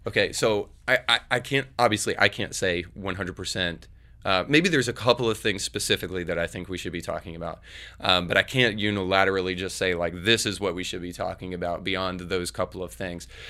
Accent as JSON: {"language": "English", "region": "Northern Florida", "country": "United States", "tie": "born or raised there", "moved": "yes", "lives_now": "Tennessee, United States", "said": "I grew up in Northern Florida, which is basically, like, Lower Alabama"}